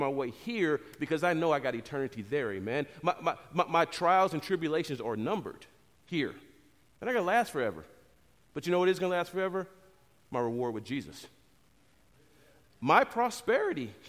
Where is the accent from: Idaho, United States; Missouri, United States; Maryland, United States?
Missouri, United States; St. Louis; I grew up in St. Louis my whole life.